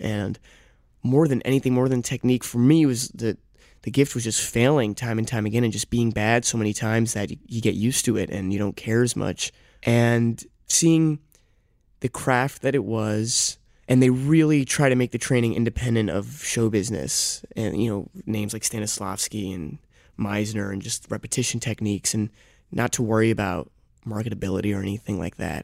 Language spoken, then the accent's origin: English; New York, United States; born and raised in New York, but my father's French, and I spent my summers in France growing up